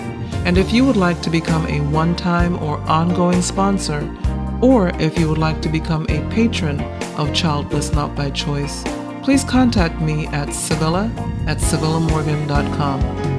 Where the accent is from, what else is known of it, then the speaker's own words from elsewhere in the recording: North Carolina, United States; also born or lived in Bucharest, Romania; now in Washington, D.C., United States; part of that stems from the fact that I was adopted from Bucharest, Romania as a child. Apart from my salvation, being adopted is the greatest gift I've ever received. I grew up in North Carolina with five adopted siblings from Eastern Europe